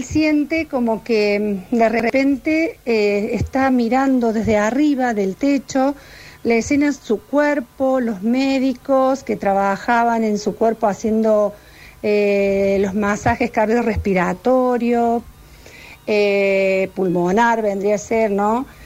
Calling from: Villa Allende, Córdoba, Argentina; Hola, buenas tardes. … de Villa Allende.

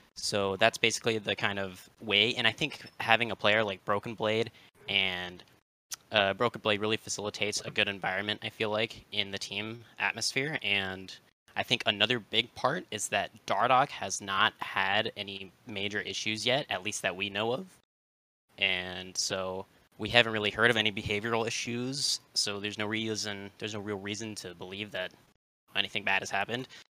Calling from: Tempe, Arizona, United States; I'm calling from Tempe, Arizona

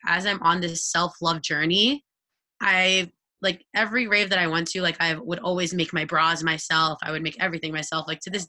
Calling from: Westchester, New York, United States; I am tuning in from Westchester, New York.

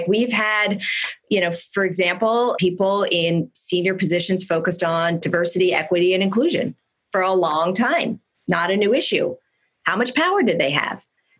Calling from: California, United States; I mean, I'm calling in from Silicon Valley. Our fire season is far from done. We've just had two of the biggest fires in the state's history.

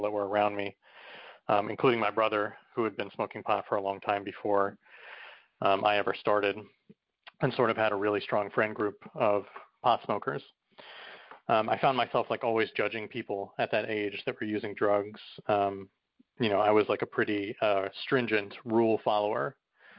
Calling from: New York City, New York, United States; I'm calling from New York City.

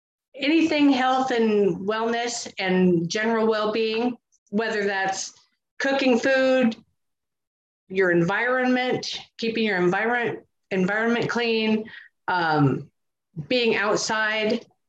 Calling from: Missoula, Montana, United States; Missoula, Montana.

